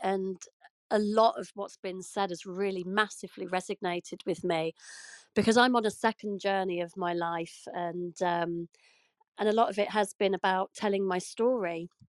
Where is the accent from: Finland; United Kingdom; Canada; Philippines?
United Kingdom